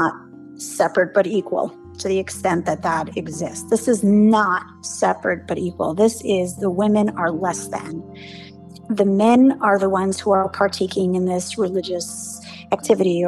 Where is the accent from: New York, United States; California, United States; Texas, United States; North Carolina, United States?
New York, United States; New York City; first language English; grew up in the 80s and 90s in Brooklyn